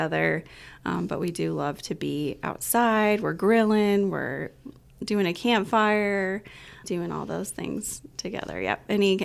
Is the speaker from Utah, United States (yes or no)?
yes; Utah, United States; moved away as an adult; also born or lived in Hawaii; now in Winchester, United States; I grew up in Utah and ventured out in first college out into Hawaii